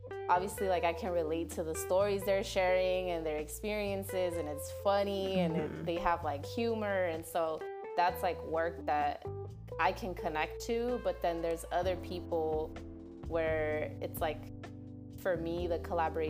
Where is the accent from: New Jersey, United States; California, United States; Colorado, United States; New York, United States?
California, United States; Hayward; now in Oakland, United States; I grew up in the Bay, so the Bay is hella diverse